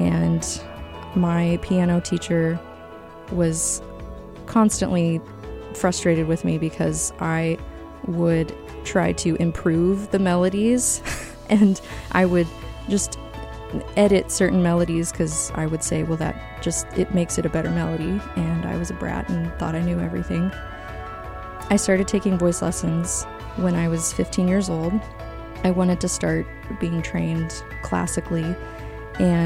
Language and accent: English; Tyler, Texas, United States; I was born in Tyler, Texas.